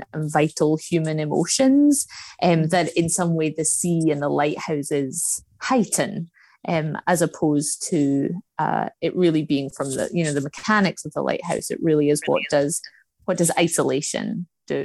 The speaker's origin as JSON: {"language": "English", "region": "Scotland", "country": "United Kingdom", "moved": "yes", "said": "I'm originally from Scotland."}